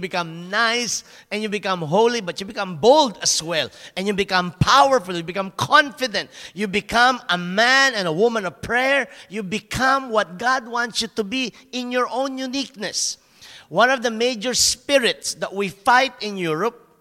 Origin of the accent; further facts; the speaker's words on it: Philippines; moved away as an adult; now in Germany; I'm very small as a Filipino